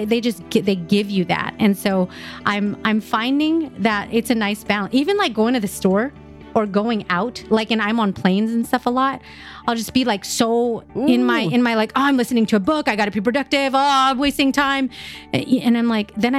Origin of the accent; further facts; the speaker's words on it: Philippines; I'm Filipino